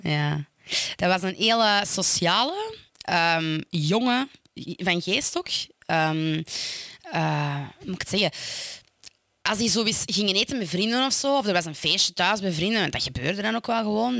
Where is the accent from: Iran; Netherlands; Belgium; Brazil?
Belgium; Stabroek, Flanders; ik kom uit Stabroek